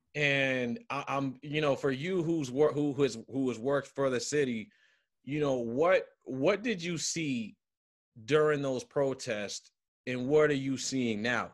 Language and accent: English; Cambridge, Massachusetts, United States; growing up in Cambridge ain't easy